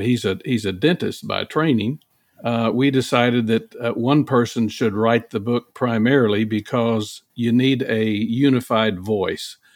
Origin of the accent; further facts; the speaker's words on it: Oklahoma, Texas, the South, United States; I grew up in Oklahoma, Texas